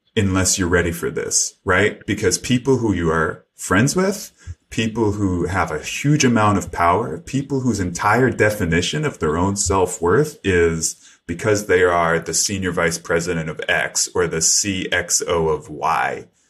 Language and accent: English; New York City, New York, United States; when I was a kid growing up in New York City